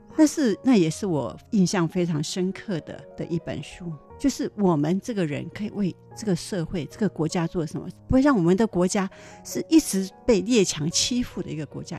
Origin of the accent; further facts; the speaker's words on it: southern Taiwan, Taiwan; moved away as an adult; 我其实是在台湾的国际之南，非常乡下， 非常乡下， 非常乡下的乡下地方长大的